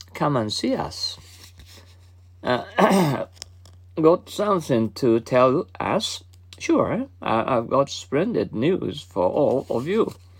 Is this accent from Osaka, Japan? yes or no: no; Mie, Japan; English is a second language; now in Kobe, Japan; I've just uh, come from my hometown